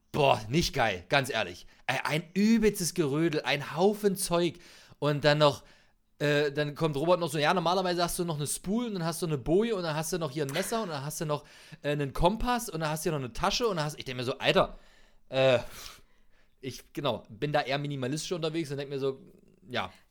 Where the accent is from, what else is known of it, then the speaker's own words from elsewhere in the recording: Magdeburg, Saxony-Anhalt, Germany; Nee, ich komme aus Magdeburg.